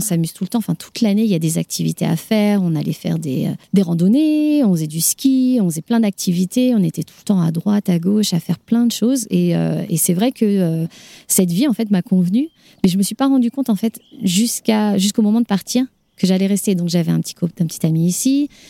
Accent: Paris, Île-de-France, France; moved away as an adult; now in Denver, United States; je suis parisienne

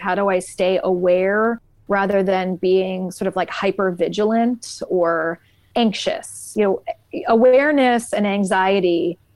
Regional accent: Columbus, Ohio, United States; I live in Columbus, Ohio, which is my hometown. I've lived here my whole life

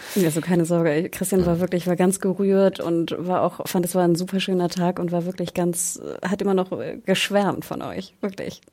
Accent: Hamburg, Germany; Ich komme komm aus Hamburg

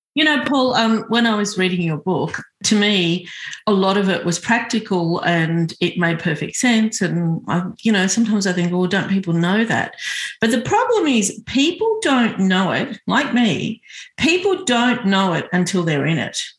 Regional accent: Sydney, New South Wales, Australia; I was born in Sydney, I was born here, but I was always yearning to go back

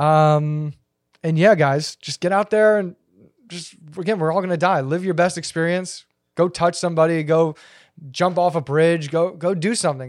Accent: United States; being an American

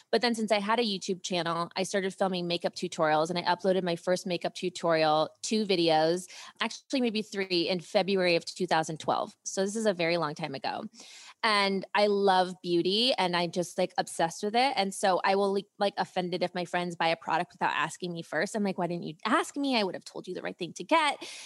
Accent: Ohio, United States; also born or lived in Europe; I grew up in Ohio

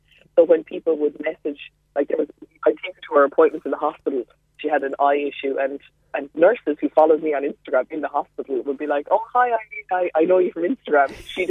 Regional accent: Mallow, Munster, Ireland; Had female role models. I was thinking about this because my parents are divorced, so it was me and my mom, and my nana was a huge part of my life.

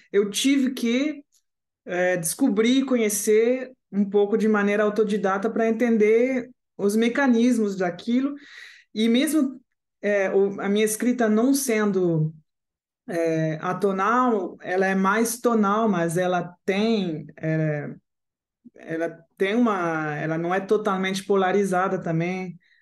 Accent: Paris, Île-de-France, France; Portuguese is a second language; moved away; also born or lived in Caracas, Venezuela / Strasbourg, France; eu sou francesa, digamos assim. Eu nasci na Venezuela, mas cresci na França

